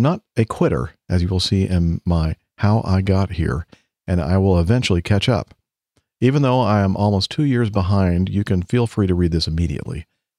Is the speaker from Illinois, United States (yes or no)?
no; Everett, Washington, United States; I grew up in South Everett, about 30 miles north of Seattle, just a stone's throw away from Payne Field.